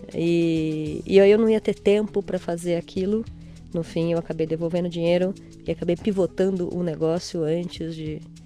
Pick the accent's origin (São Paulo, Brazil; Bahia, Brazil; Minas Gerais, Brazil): São Paulo, Brazil; Nasci em São Paulo